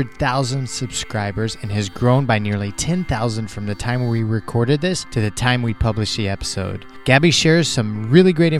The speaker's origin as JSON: {"language": "English", "town": "Kansas City", "region": "Missouri", "country": "United States", "tie": "born or raised there", "moved": "yes", "said": "my hometown, Kansas City, Missouri"}